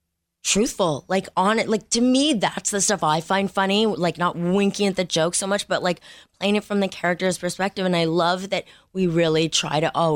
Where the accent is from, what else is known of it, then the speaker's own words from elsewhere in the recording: Montreal, Quebec, Canada; Montreal. Canadian.